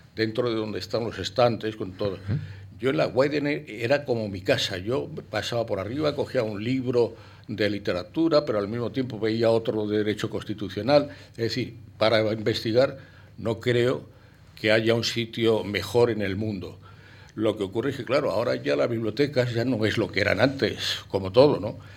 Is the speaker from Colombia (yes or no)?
no; Spain; also born or lived in Paris, France / Boston, United States; naturalmente soy español y viví en España hasta los 23 años